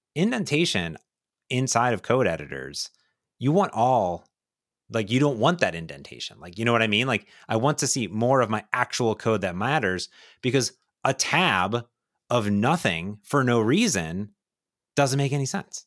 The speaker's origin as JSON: {"language": "English", "region": "Ohio", "country": "United States", "tie": "born or raised there", "said": "I grew up in Ohio"}